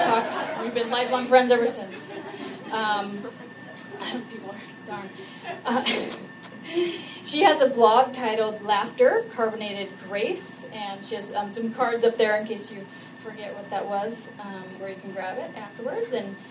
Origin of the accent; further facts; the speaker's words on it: California, United States; I'm from California.